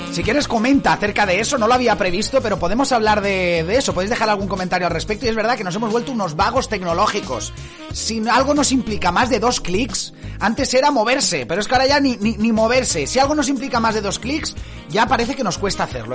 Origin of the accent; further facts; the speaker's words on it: Dénia, Valencian Community, Spain; yo soy de Denia